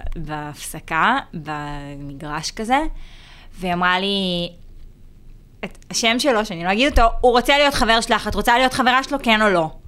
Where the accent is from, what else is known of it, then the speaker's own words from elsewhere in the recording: Haifa, Haifa District, Israel; אני גדלתי בחיפה